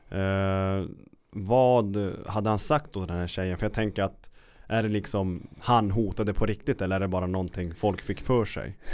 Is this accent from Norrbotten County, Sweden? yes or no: yes; Kiruna, Norrbotten County, Sweden; born or raised there